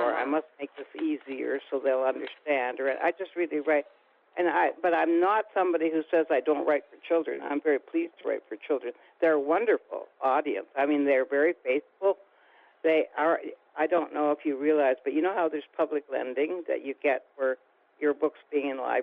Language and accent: English; Canada